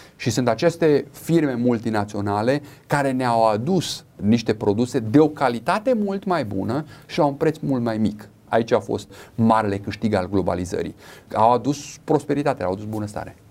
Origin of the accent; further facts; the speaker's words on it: Romania; Noi ca și români